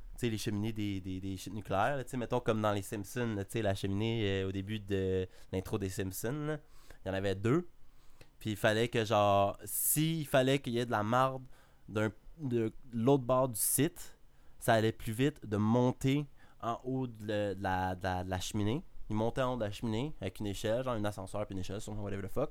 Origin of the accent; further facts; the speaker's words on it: Canada; je suis canadien.